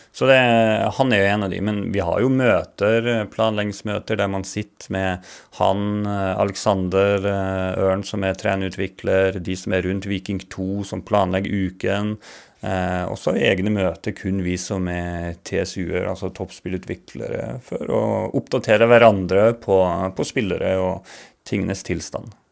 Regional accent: Bardu, Troms, Norway; accent: Bardu dialect (originally from Gudbrandsdalen); moved away as an adult; also born or lived in Alta; now in Stavanger, Norway; jeg kom fra Bardu.

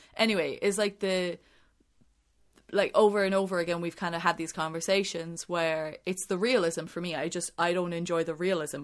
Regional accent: Ireland; growing up in Ireland

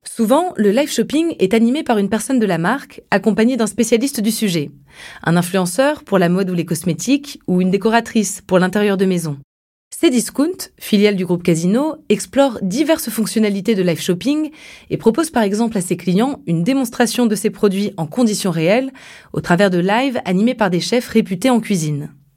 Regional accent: France; Chez nous, en France

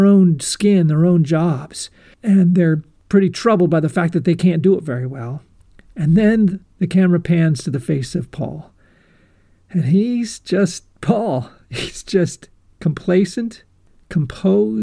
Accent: United States

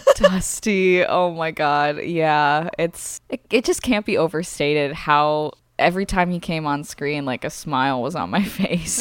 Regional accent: Midwest, United States; we grew up in the Midwest. We did not grow up in Oklahoma

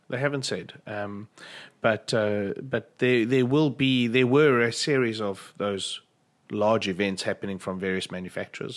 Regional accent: South Africa; speaking as a South African

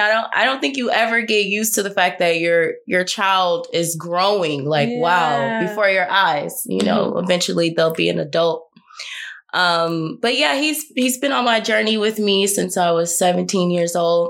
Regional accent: Milwaukee, Wisconsin, United States; moved away as an adult; also born or lived in California; now in London, United Kingdom; I am from Wisconsin, Milwaukee, Wisconsin

